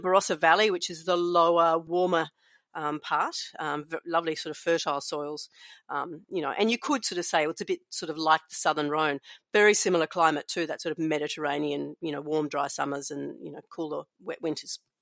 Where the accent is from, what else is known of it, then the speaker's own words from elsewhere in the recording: Melbourne, Victoria, Australia; I grew up in the city of Melbourne